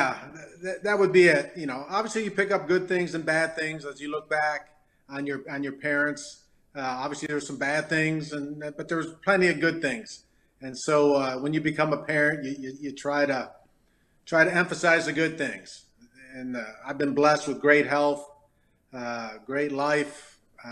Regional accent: Detroit, Michigan, United States; also born or lived in Farmington, Michigan; growing up in Detroit, I was known as the hockey guy

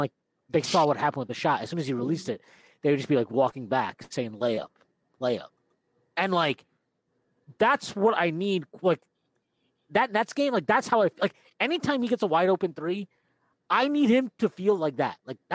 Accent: New York, United States; I grew up in New York.

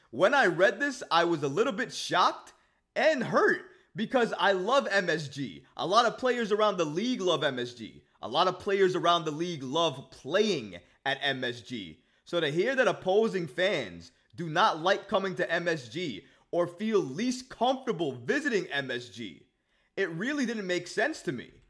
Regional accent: New York, United States; I'm from New York. I grew up in New York.

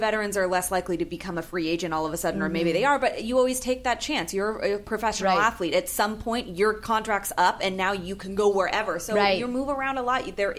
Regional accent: San Francisco, California, United States; now in Los Angeles, United States; I'm from San Francisco

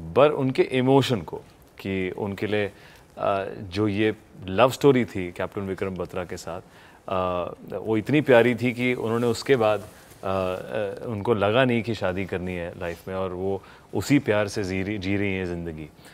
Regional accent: Delhi, India; moved away; दिल्ली तो मेरे यहाँ पला बड़ा हूँ यहाँ पे

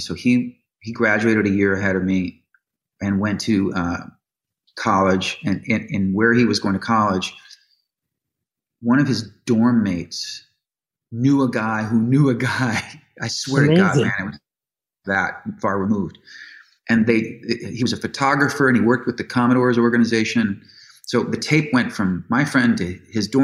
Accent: Chicago, Illinois, United States; born or raised there; moved away as an adult; also born or lived in Los Angeles

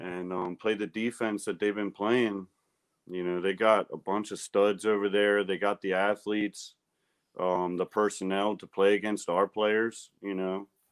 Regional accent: Baltimore, Maryland, United States; I'm from Baltimore

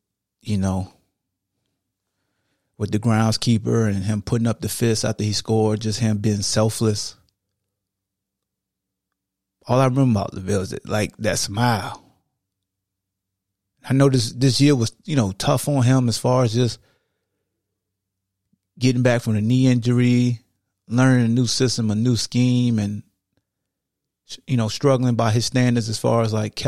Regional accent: Hampton, Virginia, United States; my family. We come from Hampton, Virginia.

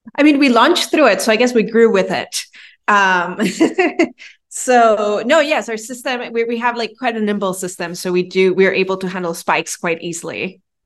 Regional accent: Venezuela; moved away as an adult; also born or lived in New York City; now in Miami, United States; I'm originally from Venezuela. I was born and raised there, and then I went to college in New York City.

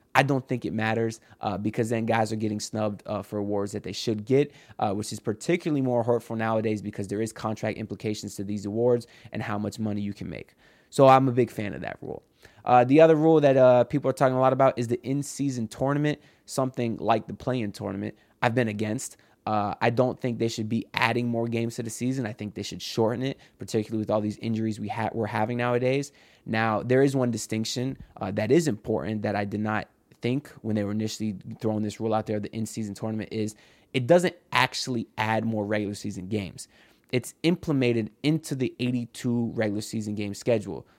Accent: South Florida, United States; growing up in South Florida

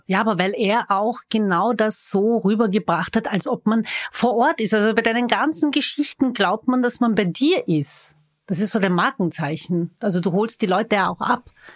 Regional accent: Vienna, Austria; Ich bin waschechte Wienerin

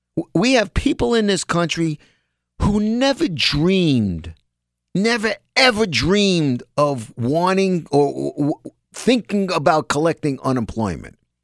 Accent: New York, United States; People my age, most of 'em, you know, growing up in New York

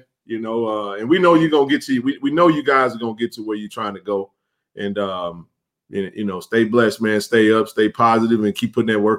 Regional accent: Jackson, Mississippi, United States; Jackson is a special place. It's my hometown. One thing about it, man, you know, I always say we're blue collar, man. We rough around the edges

